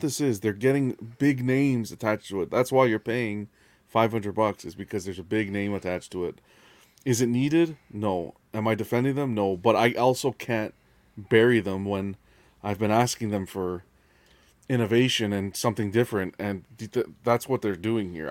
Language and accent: English; Canada; we're Canadian. I'm Canadian